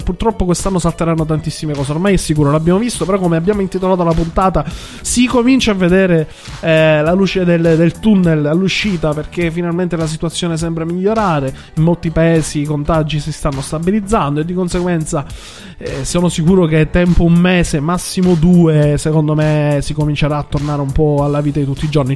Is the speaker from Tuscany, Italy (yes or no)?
no; Sicily, Italy; accent: Sicilian; moved away; also born or lived in Milan; non l'avete sentito che sto siciliano? Non si sente? Eh, eh, cerco di camuffarlo